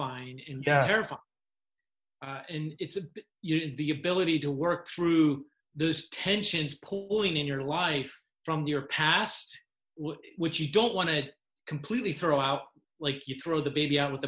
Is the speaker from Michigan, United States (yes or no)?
no; Hanover, Pennsylvania, United States; moved away as an adult; my hometown Hanover is you know, it, the atmosphere there is like high school football.